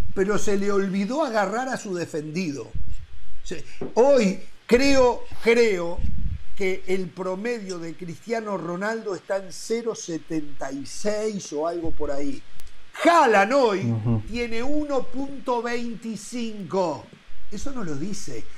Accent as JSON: {"language": "Spanish", "country": "Uruguay"}